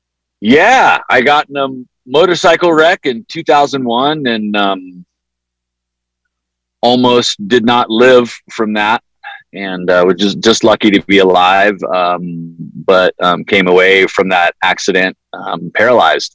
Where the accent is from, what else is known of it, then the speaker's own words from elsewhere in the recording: San Diego, California, United States; Growing up in San Diego